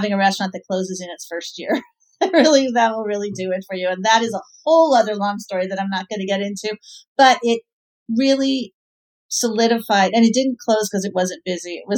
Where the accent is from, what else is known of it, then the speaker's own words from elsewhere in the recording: New York City, New York, United States; I was raised by hippie, dippy parents in the West Village of New York